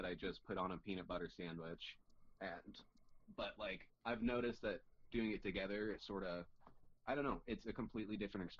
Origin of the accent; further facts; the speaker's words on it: Georgia, United States; now in Colorado, United States; I'm originally from Georgia.